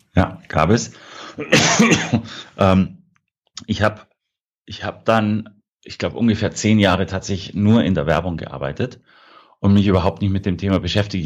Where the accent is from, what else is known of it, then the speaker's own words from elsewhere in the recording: Prien am Chiemsee, Bavaria, Germany; Also ich bin aufgewachsen am Chiemsee, in Brien am Chiemsee